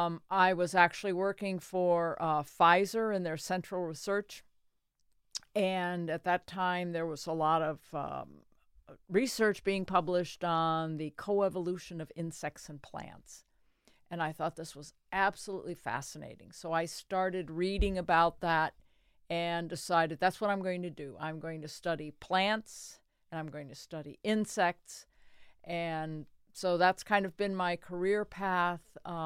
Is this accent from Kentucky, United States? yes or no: no; Connecticut, United States; born or raised there; now in Delaware, United States